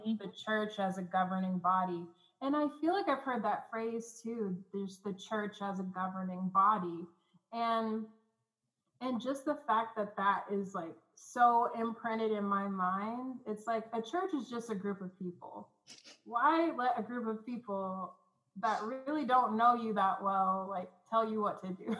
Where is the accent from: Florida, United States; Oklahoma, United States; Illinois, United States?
Oklahoma, United States; Oklahoma City; I'm coming from Oklahoma City, Oklahoma. Like there's a church almost on every corner here